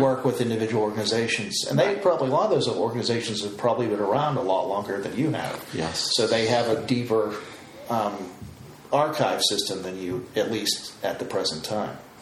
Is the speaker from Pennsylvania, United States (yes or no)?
yes; outside of Pittsburgh, Pennsylvania, United States; moved away as an adult; also born or lived in Uniontown, Pennsylvania; me growing up outside of Pittsburgh